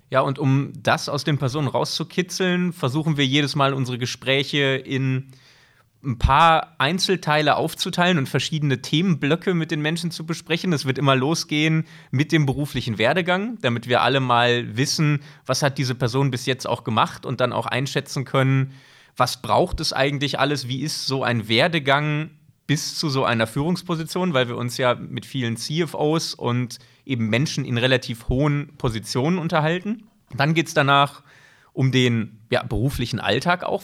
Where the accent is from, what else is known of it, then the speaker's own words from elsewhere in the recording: Bochum, North Rhine-Westphalia, Germany; moved away as an adult; also born or lived in St. Gallen, Switzerland; now in Switzerland; Man hört es, ich komme nicht aus der Schweiz, sondern ich komme aus Deutschland, bin aber schon sehr, sehr lange hier beheimatet, nicht ganz so lange wie Dirk, aber doch mittlerweile seit zwölf Jahren. Ich bin ursprünglich aus Bochum, bin nach dem Abitur in die Schweiz gekommen